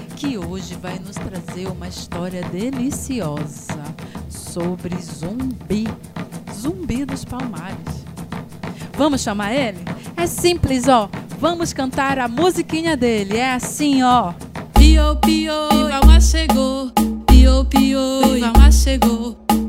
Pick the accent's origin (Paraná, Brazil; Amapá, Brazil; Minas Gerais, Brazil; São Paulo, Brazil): Amapá, Brazil; Macapá; Sou aqui de Macapá, na Amazônia